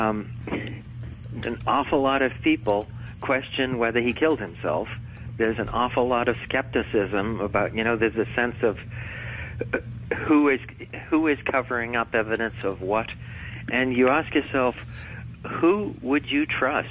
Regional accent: United States; I'm an American

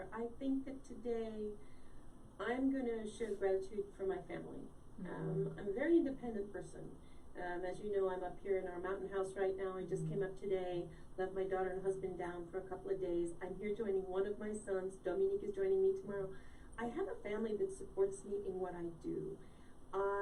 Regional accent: Connecticut, United States; also born or lived in Vermont / Rome; I grew up in New England. I'm a New England girl. I grew up in Connecticut

